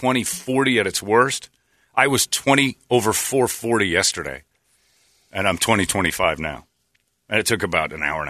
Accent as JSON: {"language": "English", "region": "Arizona", "country": "United States", "tie": "born or raised there", "said": "But growing up in Arizona, there's a lot of people who are"}